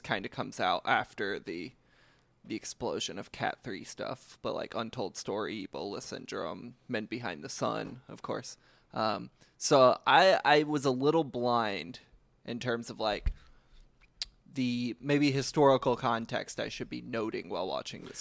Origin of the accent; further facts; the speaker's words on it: United States; I, as an American citizen